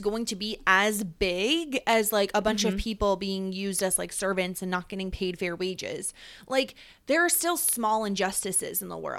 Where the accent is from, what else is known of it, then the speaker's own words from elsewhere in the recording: New York, United States; accent: upstate New York; I mean, we're both from the Northeast, right? Like, we both don't have, like, the best accents that anybody has ever heard. Like, no one's ever like, I wish I had an upstate New York accent.